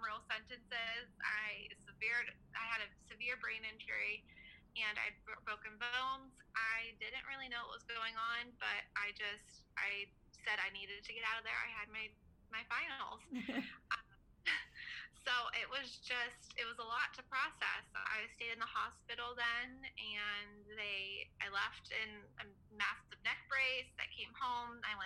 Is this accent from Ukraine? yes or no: no; Punxsutawney, Pennsylvania, United States; I'm from Punxsutawney. So we call it Punxsutawney.